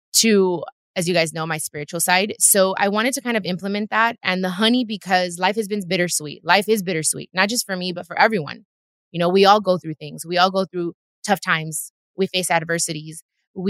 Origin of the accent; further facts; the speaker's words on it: Long Beach, California, United States; I was born in Long Beach. I'm from L.A., but I'm also 100% Mexicana. I wasn't born in Mexico